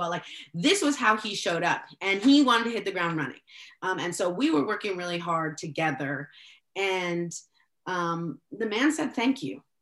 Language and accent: English; El Salvador; I'm, I'm as I uh, mentioned, I'm from El Salvador, uh, a, a country that was never named when I grew up in school.